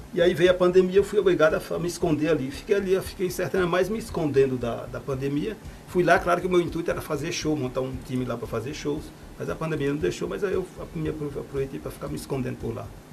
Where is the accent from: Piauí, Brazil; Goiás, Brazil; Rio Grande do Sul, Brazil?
Piauí, Brazil; moved away as an adult; also born or lived in São Paulo; now in Jardim do Ingá, Brazil; eu sou piauiense, só que eu saí do Piauí, eu já tinha 18 anos, uhum. fui para São Paulo